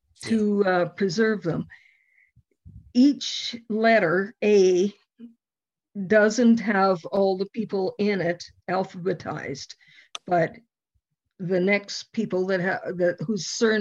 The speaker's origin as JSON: {"language": "English", "town": "Youngstown", "region": "Alberta", "country": "Canada", "tie": "born or raised there", "said": "I was at my hometown's centennial. That's the Youngstown, Alberta."}